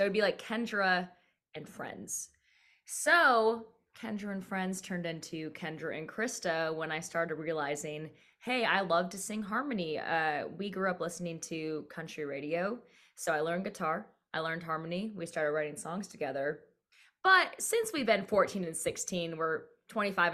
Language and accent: English; North Dakota, United States; moved away; also born or lived in Nashville; growing up in North Dakota, it's much more agriculture, nursing